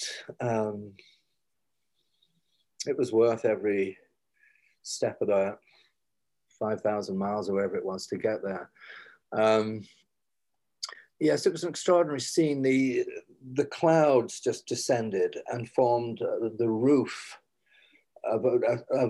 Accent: Huddersfield, Yorkshire and the Humber, United Kingdom; moved away as an adult; also born or lived in Cardiff, Wales; now in New York, United States; I'm a lad from Huddersfield

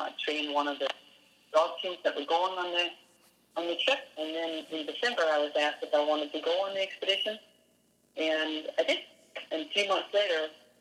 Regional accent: Denmark; now in United States; I did grow up in Denmark

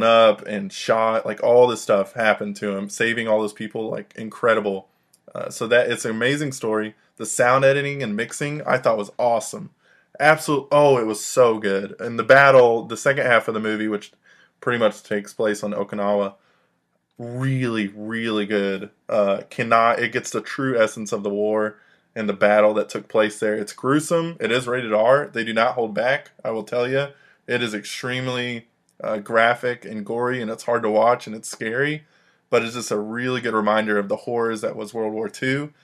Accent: the South, United States; We're from the South, so we've heard a similar accent to that a lot of our lives. We have it in some cases.

